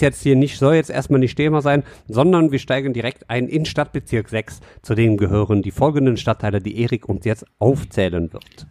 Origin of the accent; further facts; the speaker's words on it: Düsseldorf, North Rhine-Westphalia, Germany; wir sind ja Düsseldorfer Jungs. Wir kommen von hier